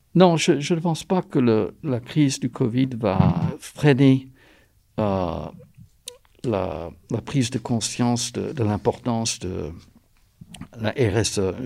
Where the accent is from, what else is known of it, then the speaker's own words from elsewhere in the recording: North Carolina, United States; moved away as an adult; now in France; je suis français d'origine américaine de la Caroline du Nord. Je travaille en France depuis presque 40 ans